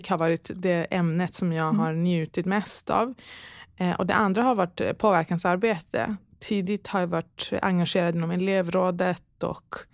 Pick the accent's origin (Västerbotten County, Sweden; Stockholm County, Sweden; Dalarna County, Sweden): Dalarna County, Sweden; Falun; Eh, jag är uppvuxen i Falun, Dalarna, mm. eh, under min ungdom